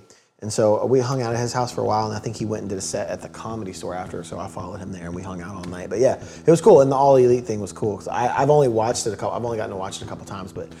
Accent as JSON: {"language": "English", "town": "Memphis", "region": "Tennessee", "country": "United States", "said": "where are you from? Oh, Memphis."}